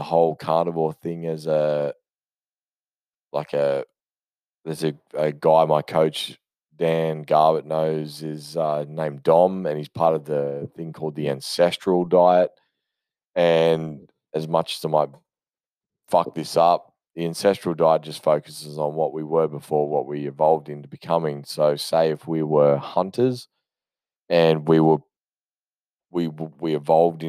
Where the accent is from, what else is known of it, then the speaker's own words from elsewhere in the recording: Australia; I am Australian